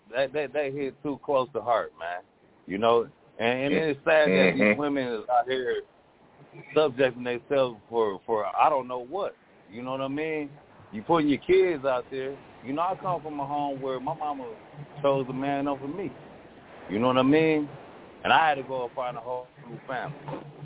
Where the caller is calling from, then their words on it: Twin Cities, Minnesota, United States; I'm calling from the Twin Cities of Minnesota